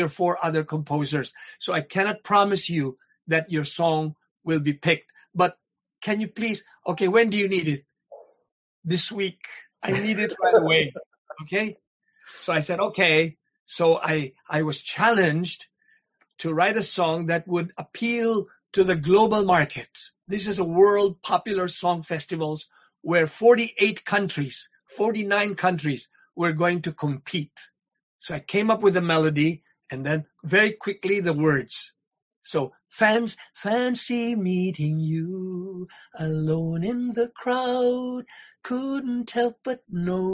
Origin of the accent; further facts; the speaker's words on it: Iloilo City, Western Visayas, Philippines; moved away; also born or lived in Negros; In Iloilo. I grew up in Iloilo